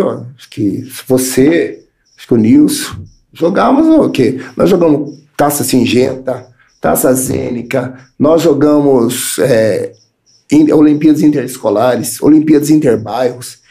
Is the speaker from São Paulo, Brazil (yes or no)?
yes; Paulínia, São Paulo, Brazil; cresci ali no Morumbi, né? Morumbi, é.